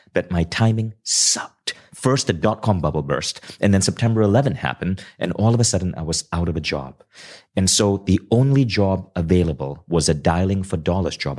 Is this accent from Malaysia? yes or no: yes; Kuala Lumpur, Malaysia; growing up in Kuala Lumpur